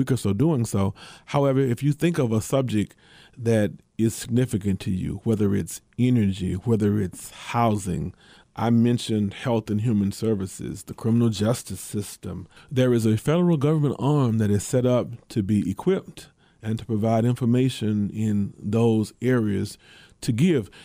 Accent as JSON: {"language": "English", "town": "Memphis", "region": "Tennessee", "country": "United States", "tie": "born or raised there", "said": "the city of Memphis, my, my hometown"}